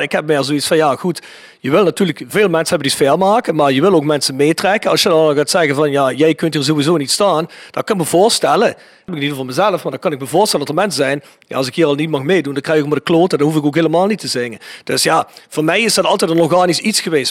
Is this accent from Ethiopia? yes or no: no; South Limburg, Netherlands; wij een kleinere woordenschat hebben hier in Zuid-Limburgs